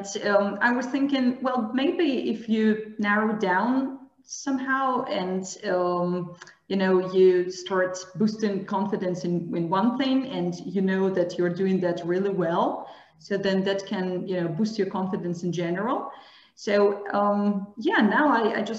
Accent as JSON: {"language": "English", "town": "Barnaul", "region": "Altai Krai", "country": "Russia", "second_language": "English", "moved": "as an adult", "lives_now": "Saint Petersburg, Russia", "said": "originally I'm from Siberia. I'm from Barnaul"}